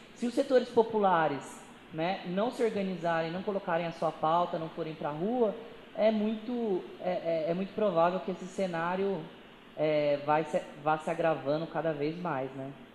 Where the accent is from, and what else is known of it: Brazil